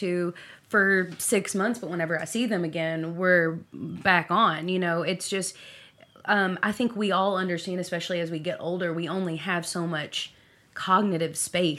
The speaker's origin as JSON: {"language": "English", "town": "Owensboro", "region": "Kentucky", "country": "United States", "tie": "born or raised there", "also_born_or_lived": "Bowling Green, Kentucky / Louisville, Kentucky / Nashville, Tennessee", "moved": "as an adult", "said": "I avoided moving back to Owensboro for 15 years. I moved to Bowling Green. I lived here most. I've moved here twice now. Mm-hmm. And then I lived in Louisville and Nashville. And I just was like, I'll never move back to my hometown."}